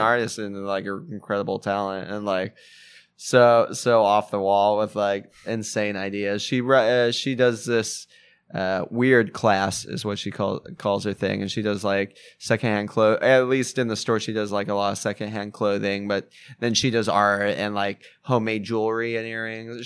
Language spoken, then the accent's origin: English; Fullerton, California, United States; also born or lived in New Jersey; I grew up in Fullerton.